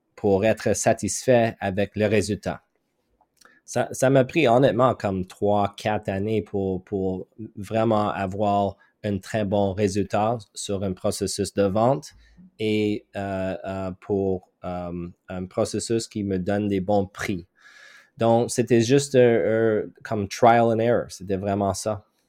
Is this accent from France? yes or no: no; Montreal, Quebec, Canada; French is a second language; je viens de Montréal, Québec